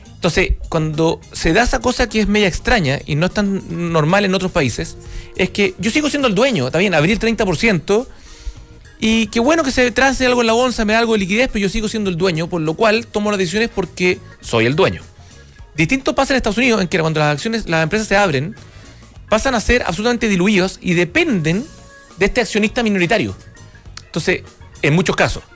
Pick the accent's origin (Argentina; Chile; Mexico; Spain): Chile; como chileno